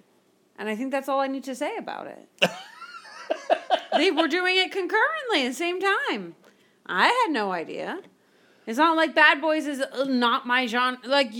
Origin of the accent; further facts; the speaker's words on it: Miami, Florida, United States; moved away; But okay, so I grew up in Miami, right?